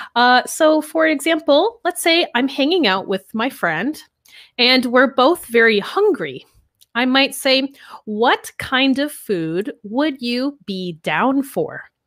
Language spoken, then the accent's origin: English; New York, United States; moved away as an adult; I'm from America, I'm from New York, actually, from a small